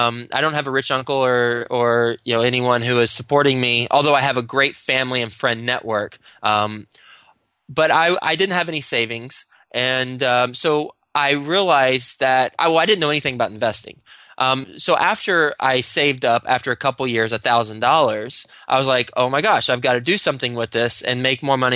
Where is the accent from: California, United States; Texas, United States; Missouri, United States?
Texas, United States; now in New York City, United States; Whenever I first moved up to New York City, I'm from Texas, and I moved straight up from, after I graduated, I went to Texas Tech and moved to New York City